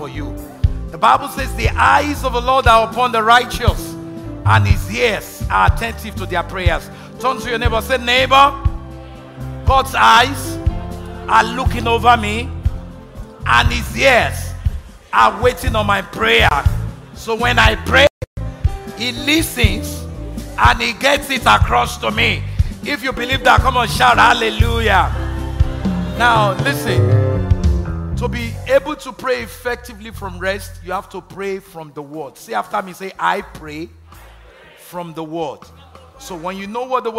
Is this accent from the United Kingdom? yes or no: no; Nigeria; moved away; growing up in Nigeria